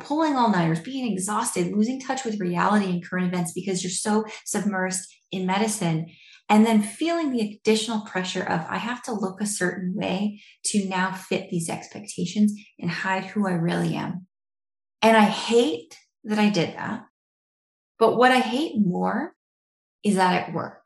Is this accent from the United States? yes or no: yes; Idaho, United States; moved away as an adult; also born or lived in Detroit; I am from Idaho